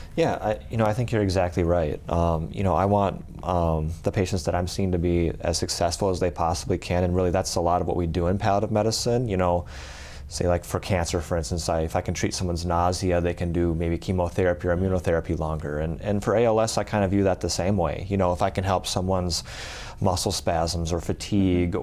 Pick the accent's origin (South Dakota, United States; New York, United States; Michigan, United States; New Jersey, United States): South Dakota, United States; Aberdeen; I'm originally um, from well South Dakota, uh, kind of uh, grew up in Aberdeen.